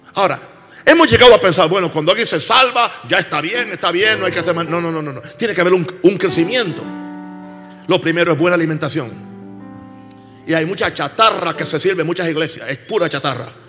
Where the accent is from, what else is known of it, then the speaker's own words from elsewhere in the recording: United States; en mi país, Estados Unidos